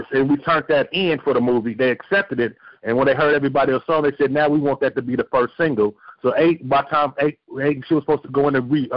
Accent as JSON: {"language": "English", "town": "Inglewood", "region": "California", "country": "United States", "said": "I'm from Inglewood"}